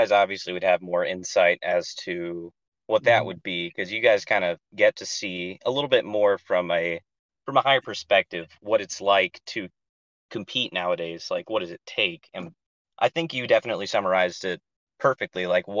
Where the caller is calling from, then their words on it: Ohio, United States; I'm actually calling from Ohio.